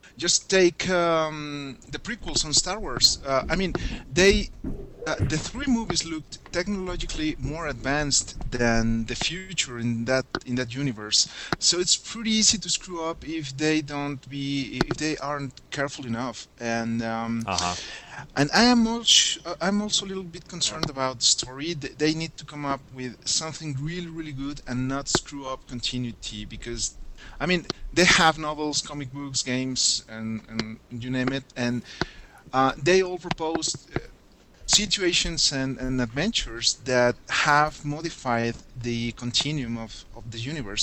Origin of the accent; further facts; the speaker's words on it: Mexico City, Mexico; I'm from Mexico City